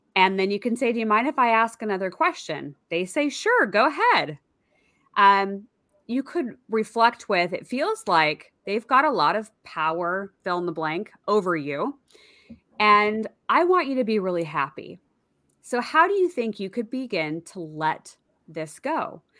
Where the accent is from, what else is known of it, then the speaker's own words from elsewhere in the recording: outside of the Seattle area, Washington, United States; I grew up outside of the Seattle area